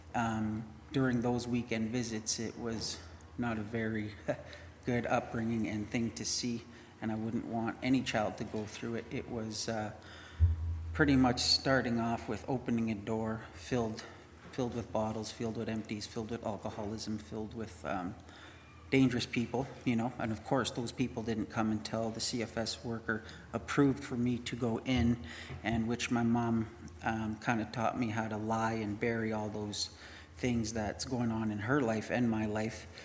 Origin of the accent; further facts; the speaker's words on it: Winnipeg, Manitoba, Canada; I grew up in Winnipeg.